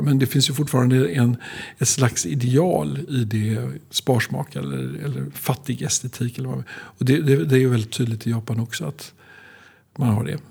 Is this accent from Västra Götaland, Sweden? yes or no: yes; Skövde, Västra Götaland, Sweden; jag är född i Skövde